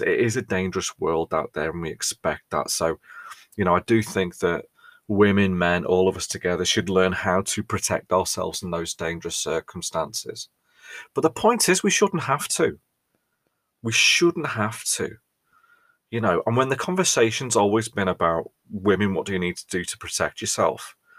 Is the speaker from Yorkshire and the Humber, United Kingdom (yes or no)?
no; Ellesmere Port, North West England, United Kingdom; we're not Scousers, we're from Cheshire